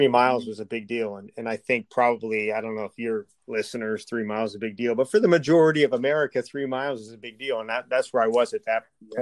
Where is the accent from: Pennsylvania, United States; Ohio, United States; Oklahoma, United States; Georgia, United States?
Pennsylvania, United States; Scranton; moved away as an adult; I grew up in Scranton, Pennsylvania